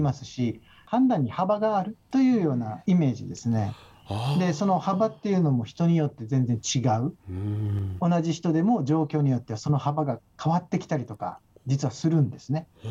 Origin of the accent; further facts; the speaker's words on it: Okinawa, Japan; 出身は沖縄県